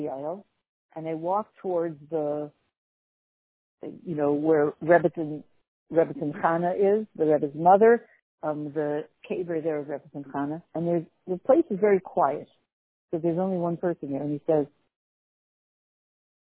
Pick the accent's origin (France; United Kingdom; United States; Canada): Canada; I'm from Canada